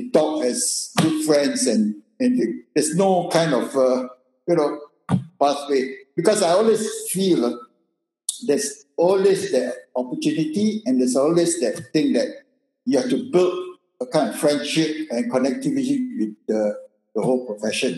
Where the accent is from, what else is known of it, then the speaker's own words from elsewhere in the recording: Malaysia; moved away; I'm just a Malaysian